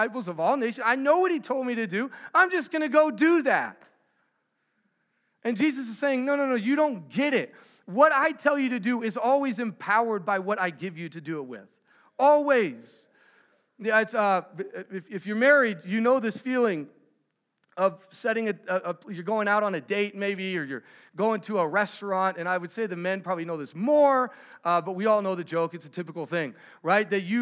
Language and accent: English; Texas, United States; I'm from Texas